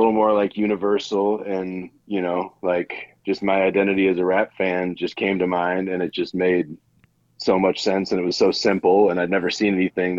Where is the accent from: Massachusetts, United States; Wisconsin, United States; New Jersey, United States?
Wisconsin, United States; from Wisconsin.